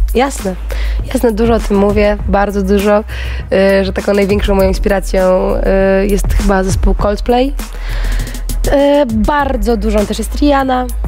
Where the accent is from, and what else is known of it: Kashubia, Pomeranian Voivodeship, Poland; moved away